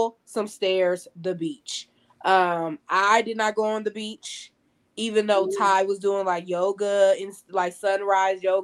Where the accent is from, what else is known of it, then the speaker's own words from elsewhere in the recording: California, United States; moved away; also born or lived in Georgia; I'm from California.